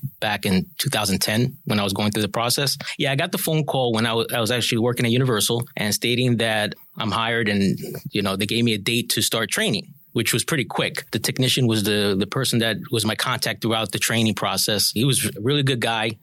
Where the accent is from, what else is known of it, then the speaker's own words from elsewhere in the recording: New York, United States; moved away as an adult; also born or lived in Orlando; I started off in New York. That's where I'm originally from. Moved to Orlando